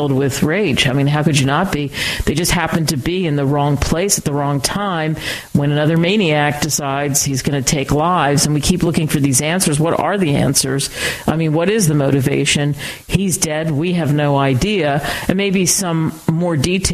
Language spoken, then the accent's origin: English; outside of Philadelphia, Pennsylvania, United States; I grew up outside of Philly